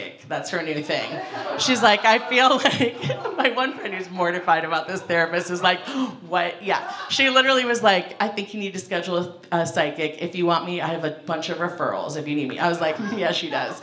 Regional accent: Ohio, United States; moved away; I'm from Ohio

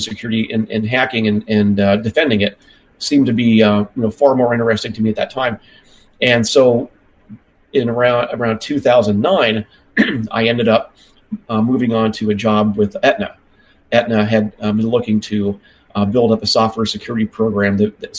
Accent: California, United States; moved away; I'm from California originally

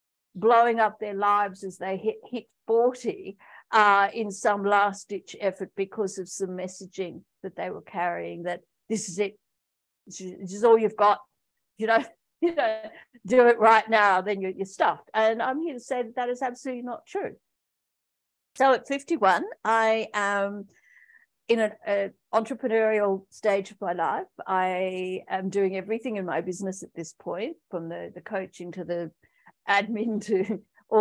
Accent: Australia; moved away as an adult; also born or lived in Pakistan; I returned back to my home country, Australia, with a suitcase and the clothes on my back

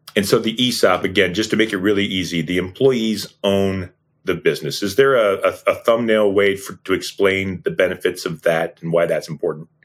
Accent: Leroy, Ohio, United States; Sean and I grew up in Painesville, Ohio, a little town called Leroy, Ohio

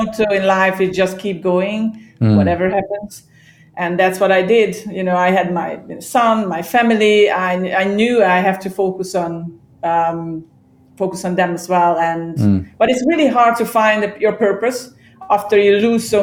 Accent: Hungary; English is a second language; also born or lived in Ireland; now in Cyprus; I was born and raised in Hungary. I originally from Hungary

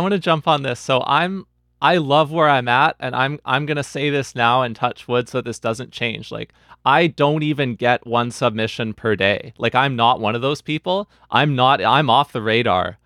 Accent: Vancouver, British Columbia, Canada; I was away from the Vancouver jazz community that I had grown up in for several years until COVID

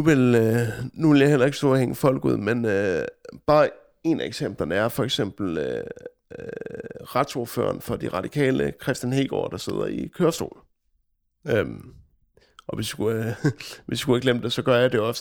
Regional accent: Denmark; vi danskere

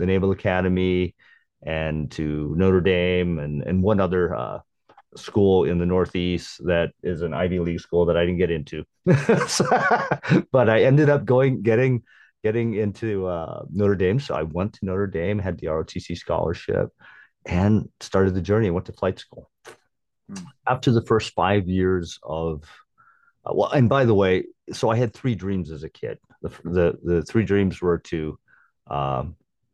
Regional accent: Guam; moved away; I was born and raised in Guam

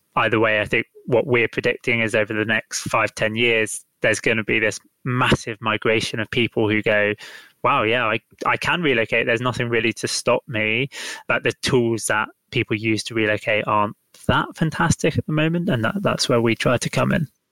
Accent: London, United Kingdom; I am from London. I am very much stuck in London right now

